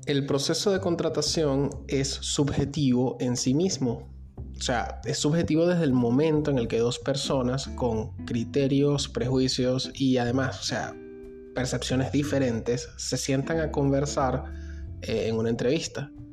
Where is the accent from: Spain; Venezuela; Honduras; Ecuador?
Venezuela; moved away; yo mismo soy un migrante venezolano